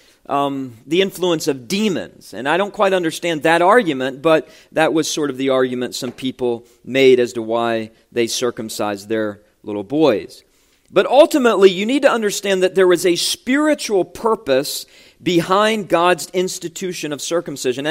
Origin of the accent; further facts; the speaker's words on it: West Virginia, United States; moved away; when I was pastoring in my home state of West Virginia